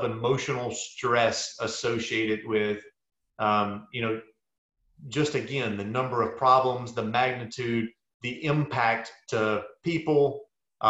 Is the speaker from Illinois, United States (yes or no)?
no; South Louisiana, United States; moved away; I grew up in South Louisiana